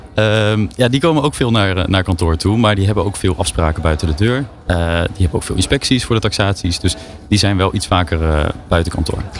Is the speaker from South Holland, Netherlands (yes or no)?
yes; Naaldwijk, South Holland, Netherlands; in Naaldwijk, waar ik ben opgegroeid